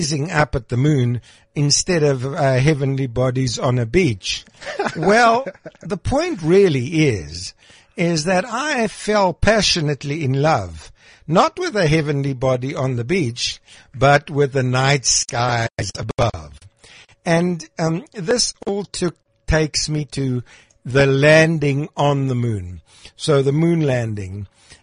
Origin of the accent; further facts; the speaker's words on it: Krugersdorp, Gauteng, South Africa; When I grew up in Krugersdorp